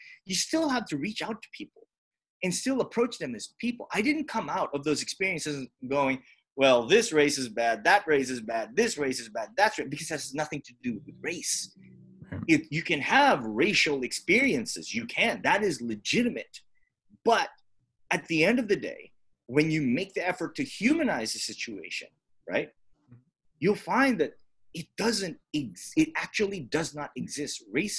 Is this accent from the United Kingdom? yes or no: no; Hawaii, United States; because we grew up in Hawaii, which is as culturally diverse right. as it is.